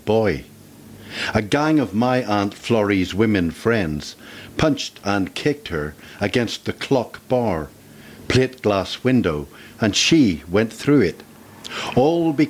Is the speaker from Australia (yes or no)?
no; Belfast, Northern Ireland, United Kingdom; I was born in Belfast in 1946, and it's always been a divided and difficult place to live.